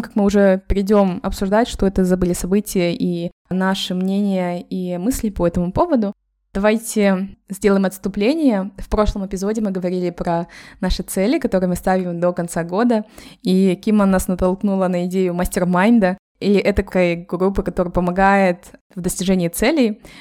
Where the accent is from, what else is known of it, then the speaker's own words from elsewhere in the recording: Kazakhstan; now in Málaga, Spain; мы втроем из Казахстана